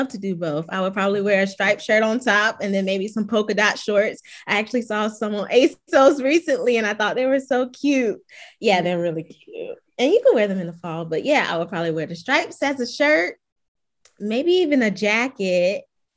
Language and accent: English; Augusta, Georgia, United States; moved away as an adult; also born or lived in Atlanta, Georgia; now in Canton, United States; I'm a 29-year-old living currently in Canton, Georgia, but I'm from Augusta, Georgia